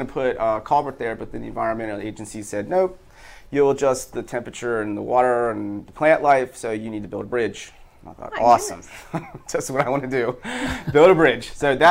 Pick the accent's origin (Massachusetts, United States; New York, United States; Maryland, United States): Maryland, United States; Baltimore